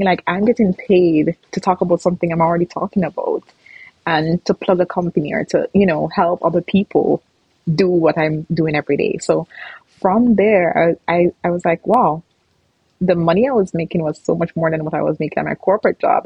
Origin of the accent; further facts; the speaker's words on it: Jamaica; moved away as an adult; now in Canada; I grew up in Jamaica. I'm Jamaican, and I came to Canada in 2016